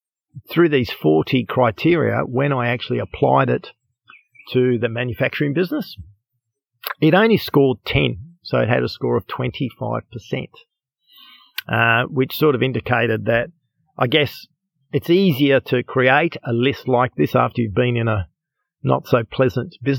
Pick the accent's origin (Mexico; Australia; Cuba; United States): Australia; I'm from Australia